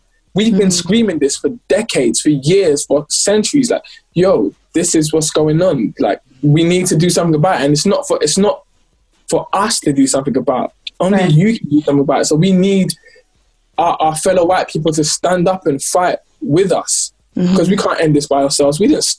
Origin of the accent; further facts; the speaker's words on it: London, United Kingdom; I'm super grateful to everyone who was supporting, especially because I'm from London as well.